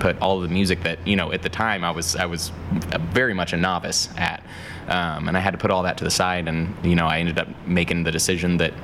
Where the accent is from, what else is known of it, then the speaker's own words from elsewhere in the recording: Economy, Indiana, United States; also born or lived in Anderson, Indiana / Richmond, Indiana; I was born in Anderson, but, you know, always around Indiana. I grew up in Economy